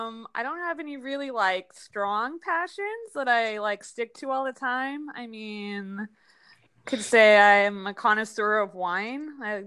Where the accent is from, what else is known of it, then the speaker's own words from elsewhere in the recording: El Paso, Texas, United States; moved away as an adult; now in Central Texas, United States; I'm from El Paso, Texas. I don't know. What else? I'm a female in my 20s.